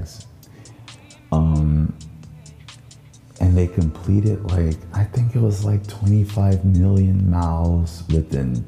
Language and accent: English; the South, United States; now in Minnesota, United States; me speaking as a Southerner